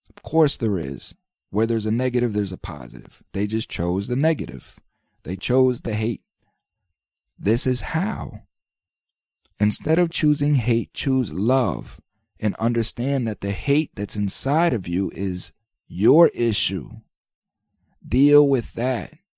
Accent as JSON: {"language": "English", "country": "United States", "said": "We as American citizens"}